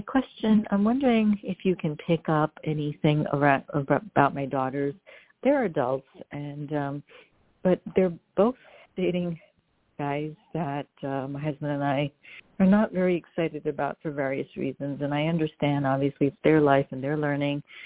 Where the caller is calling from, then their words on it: New York, United States; calling from New, New York.